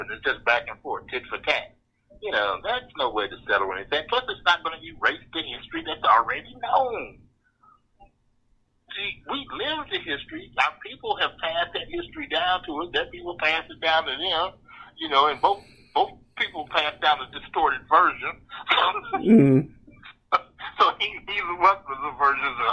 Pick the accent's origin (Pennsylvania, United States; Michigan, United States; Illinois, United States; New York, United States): Michigan, United States; Detroit; I grew up to schools in Detroit